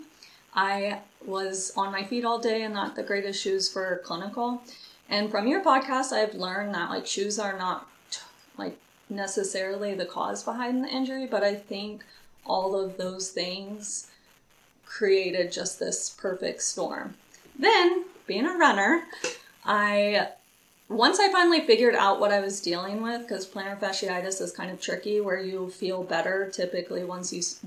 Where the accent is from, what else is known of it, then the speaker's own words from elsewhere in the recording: Lawrence, Kansas, United States; I am from Lawrence, Kansas